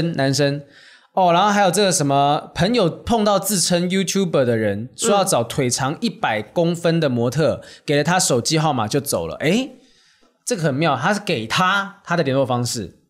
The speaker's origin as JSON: {"language": "Chinese", "country": "Taiwan", "said": "才发现说你是台湾人吗？我是台湾人。"}